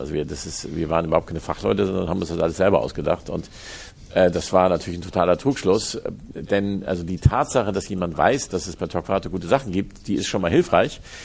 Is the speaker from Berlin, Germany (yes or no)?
no; Hamburg, Germany; Ich bin in Hamburg geboren und am, am Stadtrand im, im, Osten von Hamburg bin ich aufgewachsen, aber in Hamburg zur Schule gegangen